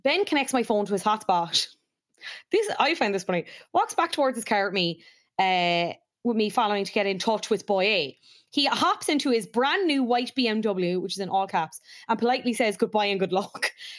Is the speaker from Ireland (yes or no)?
yes; Cork, Munster, Ireland; I'm from Cork, obviously.